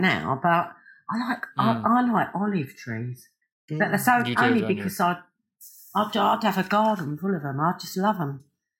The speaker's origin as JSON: {"language": "English", "region": "London", "country": "United Kingdom", "moved": "yes", "said": "I come from Hackney."}